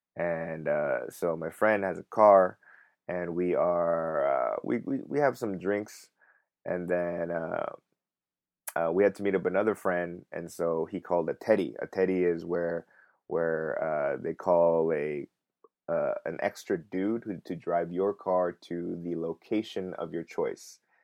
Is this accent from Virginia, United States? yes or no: no; Los Angeles, California, United States; moved away as an adult; now in Korea; I'm, I'm from Los Angeles